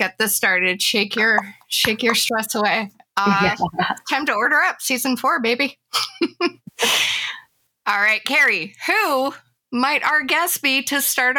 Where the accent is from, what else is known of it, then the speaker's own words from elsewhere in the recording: Montreal, Quebec, Canada; now in Toronto, Canada; That's my hometown.